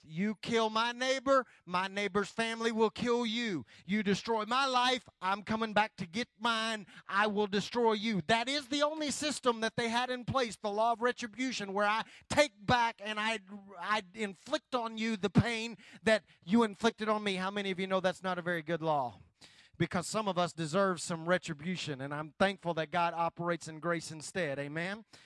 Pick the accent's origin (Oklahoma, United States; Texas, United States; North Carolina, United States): Oklahoma, United States; West; moved away; I grew up in a little bitty town, West Oklahoma